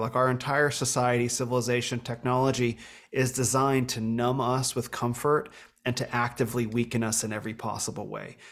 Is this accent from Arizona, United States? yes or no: yes; Phoenix, Arizona, United States; also born or lived in Northern California; I grew up here in Phoenix